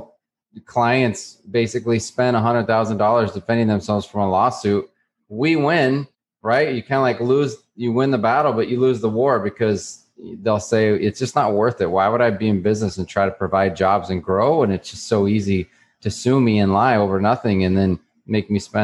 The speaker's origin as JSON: {"language": "English", "region": "New Mexico", "country": "United States", "tie": "born or raised there", "moved": "as an adult", "lives_now": "Miami, United States", "said": "I grew up in New Mexico"}